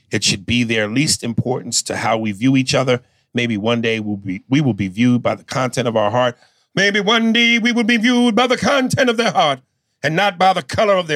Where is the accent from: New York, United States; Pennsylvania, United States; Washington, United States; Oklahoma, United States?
New York, United States; Long Island; I grew up in Long Island, New York.